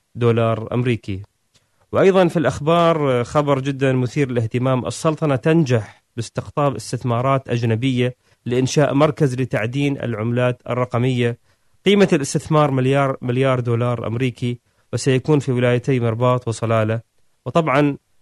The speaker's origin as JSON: {"language": "Arabic", "country": "Oman", "said": "نحن عندنا في عمان"}